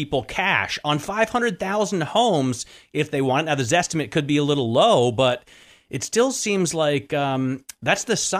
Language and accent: English; New York City, New York, United States; So I grew up on 96 in Amsterdam in the 70s.